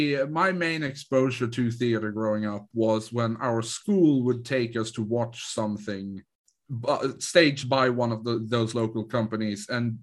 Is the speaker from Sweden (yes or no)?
yes; Sweden; English is a second language; And I am from a town in rural Sweden.